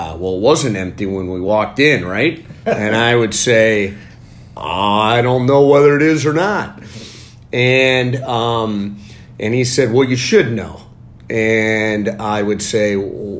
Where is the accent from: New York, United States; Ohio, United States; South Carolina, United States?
Ohio, United States; Cleveland; I grew up in Cleveland, born and raised, reside here with my family.